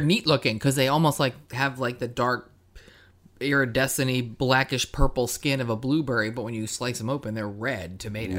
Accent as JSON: {"language": "English", "region": "East Coast", "country": "United States", "said": "I'm from the East Coast"}